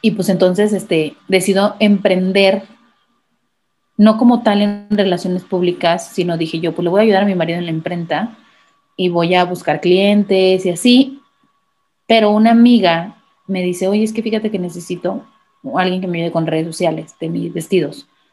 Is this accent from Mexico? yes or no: yes; Manzanillo, Colima, Mexico; yo soy de Colima, Manzanillo, Colima